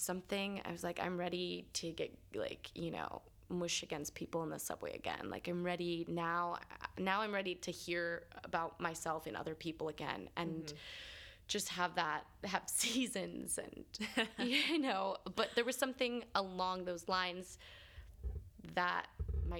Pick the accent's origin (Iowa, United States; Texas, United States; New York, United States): New York, United States; also born or lived in Los Angeles / Pittsburgh; I just remember being a little kid growing up here